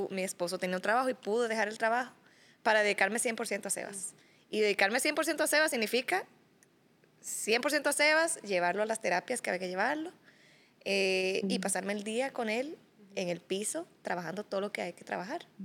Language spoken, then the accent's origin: Spanish; Dominican Republic; moved away as an adult; now in Costa Rica; yo llegué a Costa Rica en el 2017, porque yo soy dominicana.